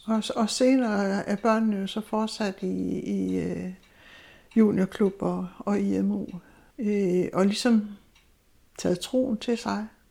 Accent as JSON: {"language": "Danish", "region": "Zealand", "country": "Denmark", "also_born_or_lived": "Southern Jutland", "moved": "as an adult", "lives_now": "Egernsund, Denmark", "said": "jeg er egentlig sjællænder, men, øh, kom her til Sønderjylland i nitten otteogtres"}